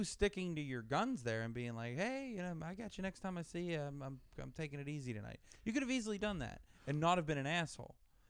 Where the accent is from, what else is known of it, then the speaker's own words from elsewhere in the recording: United States; I'm an American.